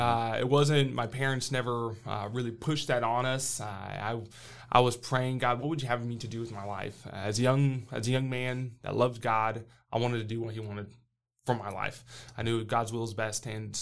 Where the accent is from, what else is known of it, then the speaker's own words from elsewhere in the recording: Brazil; I grew up way down south. I mean, way down in Brazil. I grew up in Brazil as a missionary kid, and I wouldn't trade it for anything.